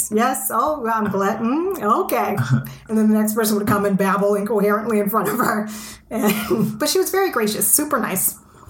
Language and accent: English; Texas, United States; moved away as an adult; now in Iceland; we're both from Texas.